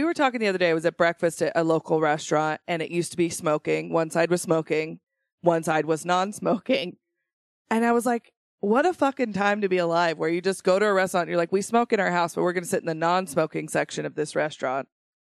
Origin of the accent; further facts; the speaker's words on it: Idaho, United States; I am from Idaho.